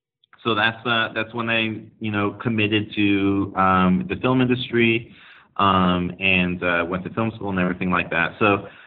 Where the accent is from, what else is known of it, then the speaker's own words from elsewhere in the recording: Santa Clara, California, United States; I was born and raised in Silicon Valley, actually in Santa Clara, California.